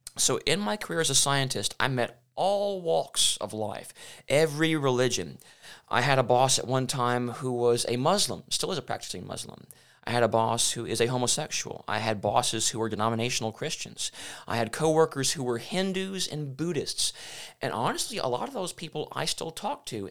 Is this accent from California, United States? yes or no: no; Memphis, Tennessee, United States; also born or lived in Michigan; I was born in Memphis, Tennessee. I spent twenty-three years of my life under Bishop Don Johnson at Railroad Church there in Memphis.